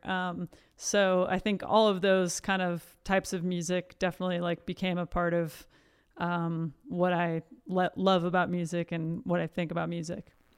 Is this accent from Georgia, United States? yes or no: no; Iowa City, Iowa, United States; born and raised in Iowa City, Iowa